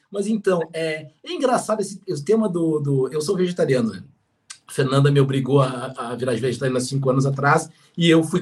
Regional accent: Rio Grande, Rio Grande do Sul, Brazil; eu venho de uma região, eu cresci, é, alguns já sabem, em Rio Grande. Rio Grande é uma região no extremo sul aqui do, do Rio Grande do Sul

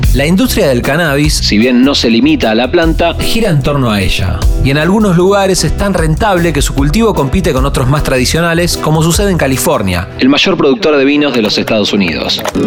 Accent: Argentina; Nuestro país

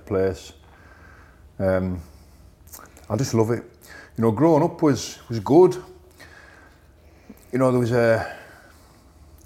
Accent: Carlisle, North West England, United Kingdom; I grew up in Curragh, Carlisle. I'm back there now

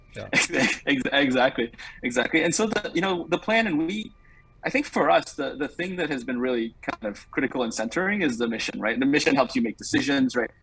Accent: Singapore; moved away as an adult; also born or lived in New York; now in United States; I grew up in Singapore, um, served in the military there for, for two years

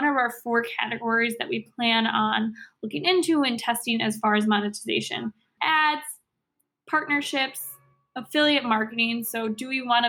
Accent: Chicago, Illinois, United States; I'm from Chicago. I love this city.

